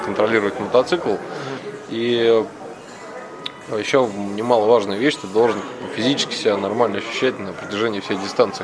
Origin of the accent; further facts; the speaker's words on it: Moscow, Russia; я из Москвы.